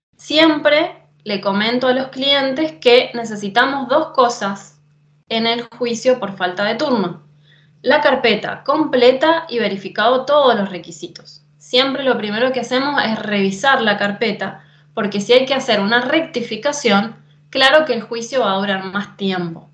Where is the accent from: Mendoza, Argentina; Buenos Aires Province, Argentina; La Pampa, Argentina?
Mendoza, Argentina; San Rafael; moved away as an adult; now in Italy; yo vengo de San Rafael, Mendoza